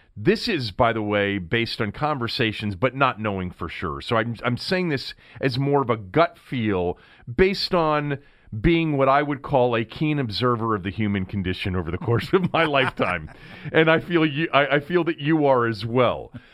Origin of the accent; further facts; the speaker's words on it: Montgomery County, Maryland, United States; growing up in Montgomery County, all right, and going to elementary school in the seventies